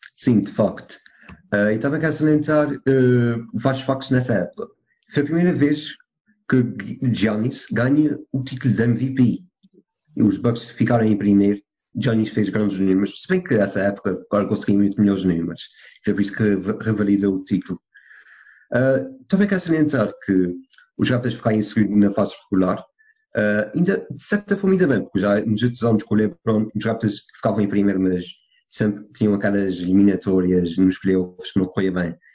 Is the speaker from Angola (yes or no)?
no; Portugal; sou do São Miguel dos Sul